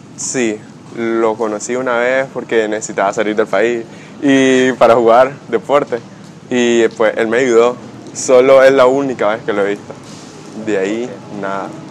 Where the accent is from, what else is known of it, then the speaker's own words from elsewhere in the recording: Rivas, Nicaragua; soy de Rivas